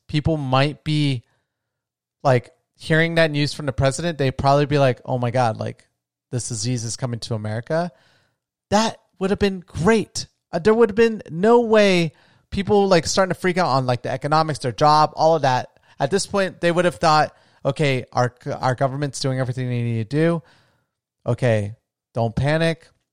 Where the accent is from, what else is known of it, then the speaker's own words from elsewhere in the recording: Florida, United States; moved away; I'm from a small retirement town in Florida.